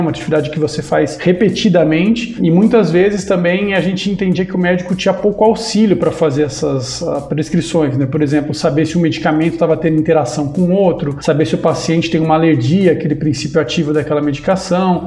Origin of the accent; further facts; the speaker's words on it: Avaré, São Paulo, Brazil; sou do interior de São Paulo, sou de Avaré